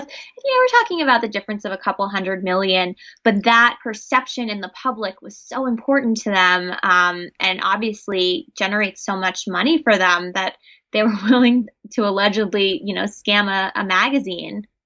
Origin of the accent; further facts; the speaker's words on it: New York City, New York, United States; I grew up in New York City, which is very nightlife heavy, club heavy